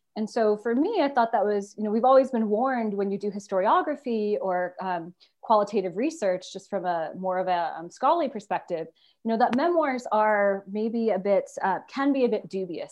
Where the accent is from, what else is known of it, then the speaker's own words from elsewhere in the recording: United States; I'm an American, you know, growing up in all American schools